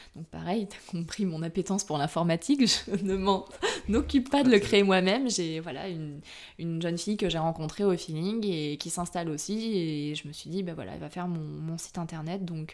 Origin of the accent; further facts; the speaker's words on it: Brive-la-Gaillarde, Nouvelle-Aquitaine, France; moved away; à la base, je suis originaire de Brive-la-Gaillarde